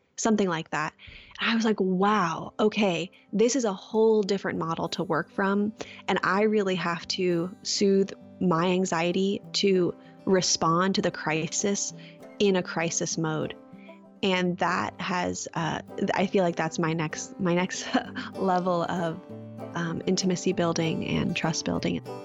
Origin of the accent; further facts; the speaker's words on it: Orange County, California, United States; moved away; I grew up in Orange County, California